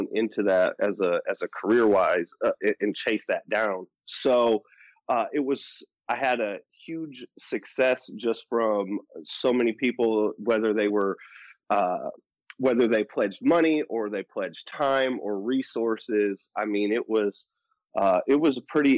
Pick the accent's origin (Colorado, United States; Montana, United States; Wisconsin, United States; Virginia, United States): Wisconsin, United States; Milwaukee; I'm from Milwaukee, Wisconsin